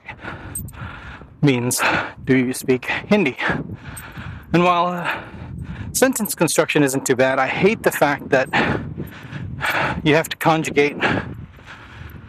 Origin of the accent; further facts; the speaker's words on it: United States; as an American